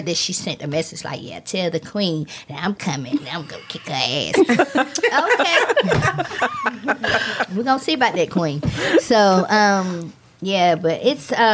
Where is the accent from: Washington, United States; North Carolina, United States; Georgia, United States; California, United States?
Georgia, United States; Atlanta; my hometown, Atlanta